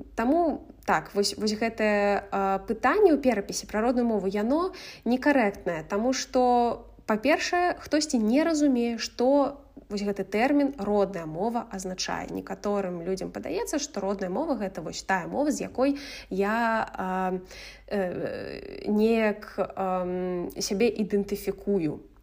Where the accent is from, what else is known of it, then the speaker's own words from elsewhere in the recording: Belarus; first language Russian; Belarusian is a second language; ў нас дзве нацыянальныя мовы, а не адна толькі беларуская. І таксама чаму я кажу, што мая родная мова расійская